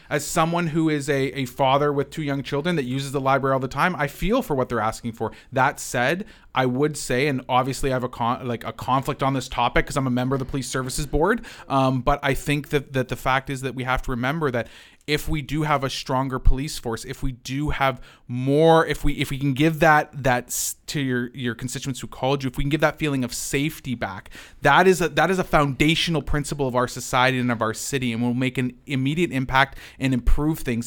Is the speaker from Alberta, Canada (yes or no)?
no; London, Ontario, Canada; as a Londoner